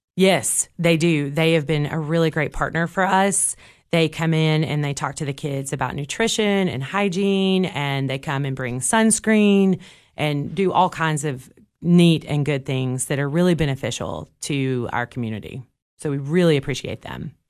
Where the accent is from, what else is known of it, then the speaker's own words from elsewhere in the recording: Cookeville, Tennessee, United States; I grew up here in Cookville